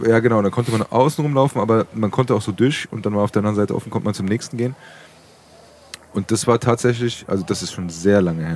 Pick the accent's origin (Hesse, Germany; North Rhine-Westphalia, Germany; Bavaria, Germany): Hesse, Germany; Frankfurt; ich bin in Praunheim aufgewachsen